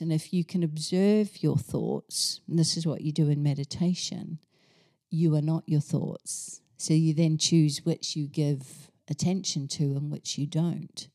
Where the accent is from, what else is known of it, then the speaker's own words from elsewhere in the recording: New Zealand; moved away as an adult; now in England; I grew up in New Zealand in a small town, went off to university, on the other island in New Zealand